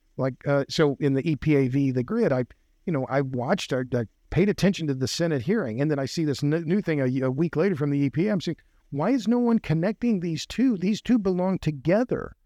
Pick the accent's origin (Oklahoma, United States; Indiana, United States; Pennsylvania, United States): Oklahoma, United States; now in Texas, United States; I'm from Oklahoma